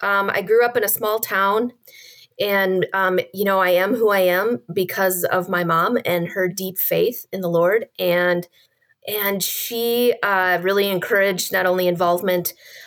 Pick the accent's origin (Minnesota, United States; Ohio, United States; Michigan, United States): Minnesota, United States; as a Minnesotan